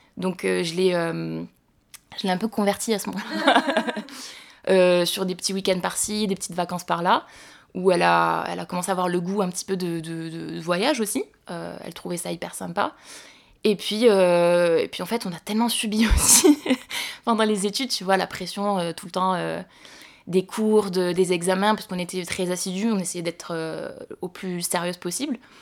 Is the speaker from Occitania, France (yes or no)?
yes; Montauban, Occitania, France; je suis née et j'ai grandi à Montauban